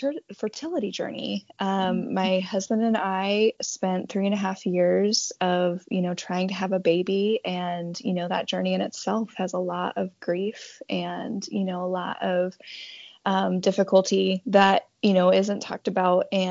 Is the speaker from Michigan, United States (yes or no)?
no; Montana, United States; now in Independence, Oregon, United States; I'm originally from Montana, but I've called Oregon home now for 13 years